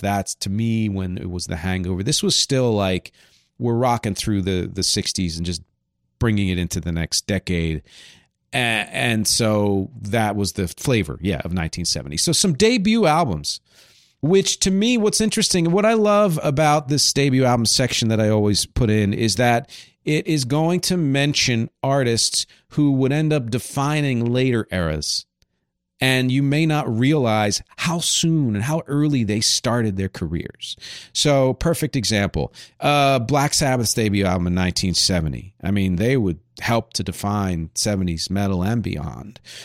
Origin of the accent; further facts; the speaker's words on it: Philadelphia area, Pennsylvania, United States; where I grew up in the Philly area